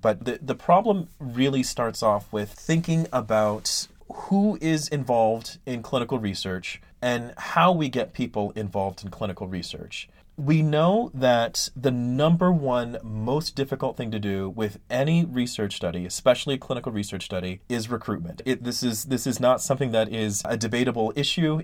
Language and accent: English; Ben Wheeler, Texas, United States; it's a small town called Ben Wheeler, Texas